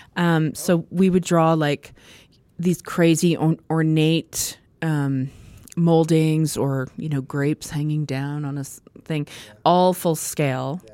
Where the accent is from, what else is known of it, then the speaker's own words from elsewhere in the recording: Prudhomme, Saskatchewan, Canada; also born or lived in Edmonton, Alberta / Italy; my family moved later to small town